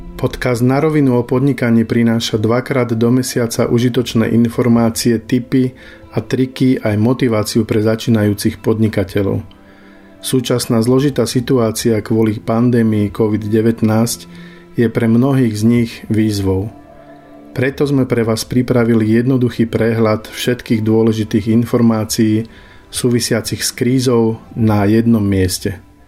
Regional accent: eastern Slovakia, Slovakia; ja, ja som z východu

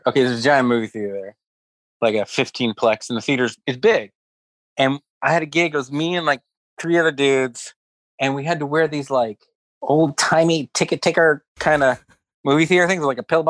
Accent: Stockton, California, United States; I came from like from Stockton, which was very urban, to like city.

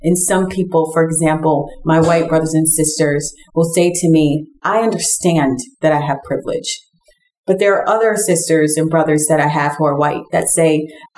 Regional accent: New York City, New York, United States; I grew up in Brooklyn, New York, in Bed-Stuy. And honestly, I'm still here to this day planting a church.

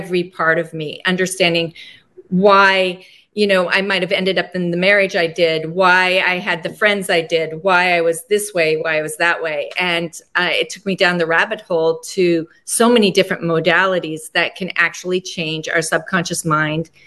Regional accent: Laramie, Wyoming, United States; born or raised there; also born or lived in North Platte, Nebraska

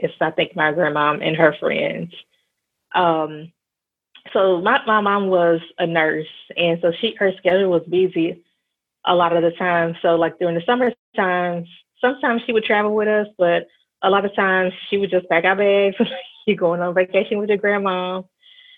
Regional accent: Memphis, Tennessee, United States; I'm originally from Memphis, Tennessee. I am based in Memphis now

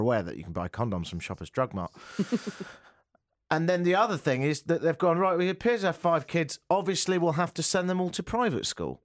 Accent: United Kingdom; accent: British; moved away; It's like my British accent, really. It is partly parcelled with the fact I'm from Britain

